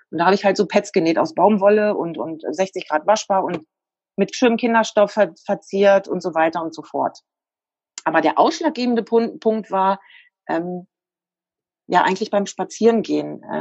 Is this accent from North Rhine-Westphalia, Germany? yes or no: no; Lower Saxony, Germany; Ich komme aus der Nähe von Wolfsburg.